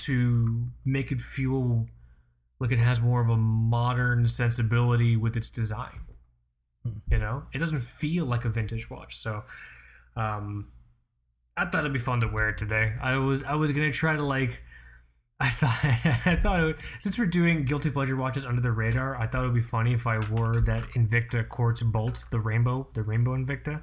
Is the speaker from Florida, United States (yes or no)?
yes; Florida, United States; you're a Floridian like me